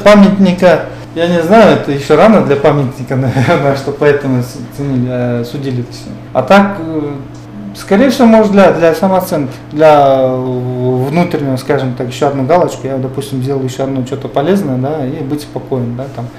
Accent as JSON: {"language": "Russian", "area": "Koktuko village", "region": "Talas Region", "country": "Kyrgyzstan", "tie": "born or raised there", "said": "есть школа в селе, где я жил, да, где я вырос, откуда я родом. Это село Коктуко"}